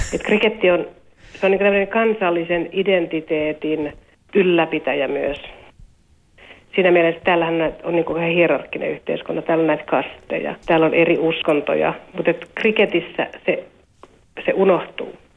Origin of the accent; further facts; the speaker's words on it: Finland; now in India; olen Suomesta